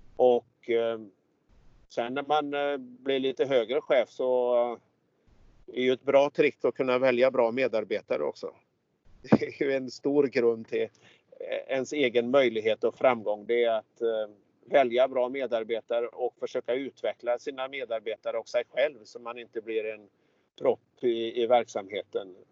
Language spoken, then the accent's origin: Swedish; Hunnebostrand, Västra Götaland, Sweden; just nu i Hunnebostrand på västkusten där jag är ifrån